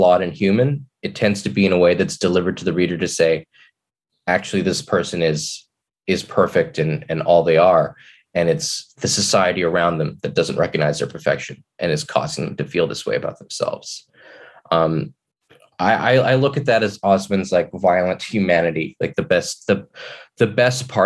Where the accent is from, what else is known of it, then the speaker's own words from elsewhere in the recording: Kelowna, British Columbia, Canada; I grew up in Kelowna, which was, especially then, not at all diverse